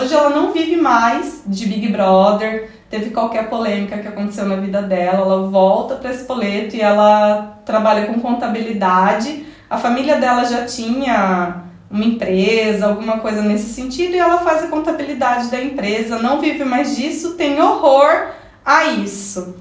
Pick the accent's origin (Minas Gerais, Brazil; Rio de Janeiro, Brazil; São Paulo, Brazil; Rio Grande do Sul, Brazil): São Paulo, Brazil; interior of; moved away as an adult; now in Italy; eu sou do interior de São Paulo, bem coladinho ali com o sul de Minas, mas eu também tenho toda uma experiência de vida na capital.